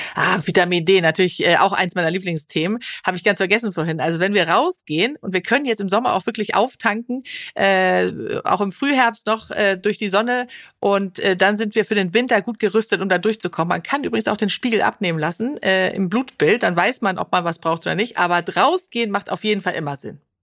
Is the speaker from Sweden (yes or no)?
yes; Sweden; now in Germany; Schweden, mhm. wo ich herkomme